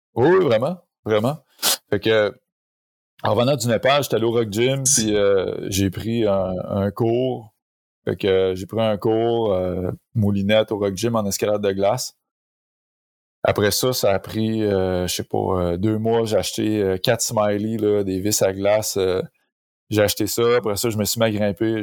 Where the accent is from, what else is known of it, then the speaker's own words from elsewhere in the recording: Saint-Lambert-de-Lauzon, Quebec, Canada; je viens de, je viens de la sud de Québec, Saint-Lambert de Lauzon, qui est un petit village